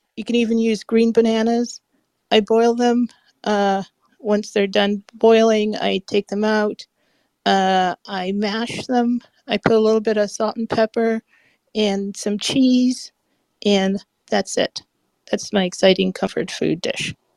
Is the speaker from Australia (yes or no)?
no; Guyana; moved away; also born or lived in Santo Domingo; I'm from Guyana.